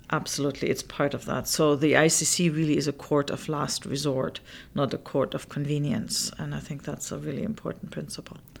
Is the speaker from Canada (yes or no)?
yes; Canada; I, as the Canadian